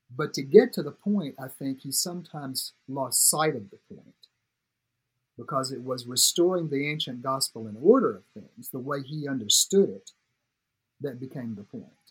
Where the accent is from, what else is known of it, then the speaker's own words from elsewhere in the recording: Tuscumbia, Alabama, United States; moved away as an adult; also born or lived in Nashville, Tennessee; I grew up in Florence, uh, Tuscumbia, Alabama, actually, but it's the Quad Cities area Florence, Sheffield, Muscle Shoals, Tuscumbia